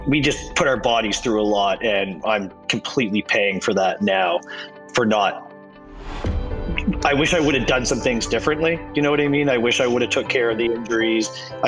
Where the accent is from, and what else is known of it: Fredericton, New Brunswick, Canada; born or raised there